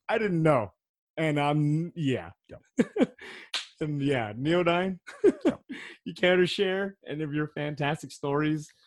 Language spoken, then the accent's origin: English; United States; I'm American